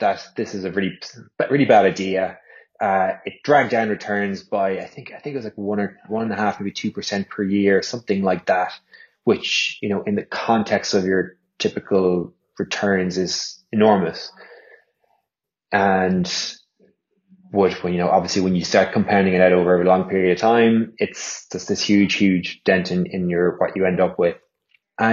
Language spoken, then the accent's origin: English; Ireland; also born or lived in London; come home back to Ireland